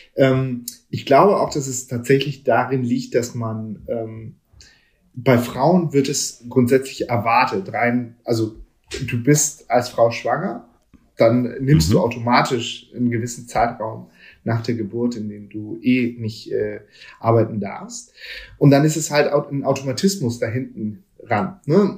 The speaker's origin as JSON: {"language": "German", "region": "Hamburg", "country": "Germany", "tie": "born or raised there", "said": "ich bin hier in Hamburg aufgewachsen"}